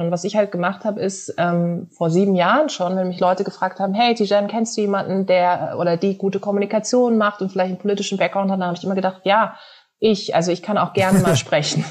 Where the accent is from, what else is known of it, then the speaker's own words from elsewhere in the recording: Karlsruhe, Baden-Württemberg, Germany; moved away; komme ursprünglich aus Karlsruhe